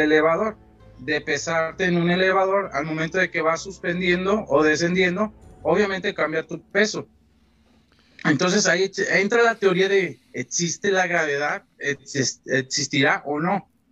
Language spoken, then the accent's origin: Spanish; Mexico; soy mexicano